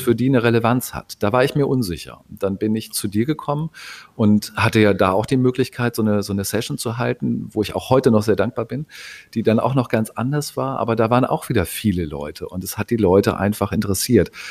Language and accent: German; Hamburg, Germany; Als Hamburger